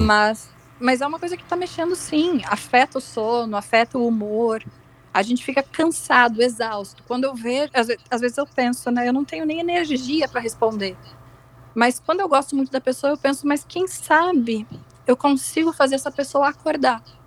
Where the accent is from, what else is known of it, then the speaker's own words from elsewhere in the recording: Rio Grande do Sul, Brazil; moved away; Eu sou gaúcha, por sinal, mas não moro no Sul